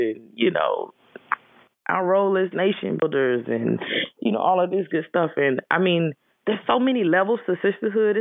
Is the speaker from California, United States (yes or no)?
no; Georgia, United States; I was born in Georgia